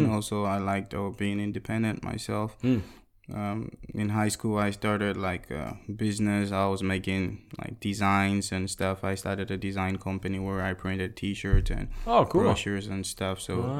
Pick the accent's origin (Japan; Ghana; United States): Ghana; Cape Coast, Central Region; moved away as an adult; now in Korea; I'm from Cape Coast.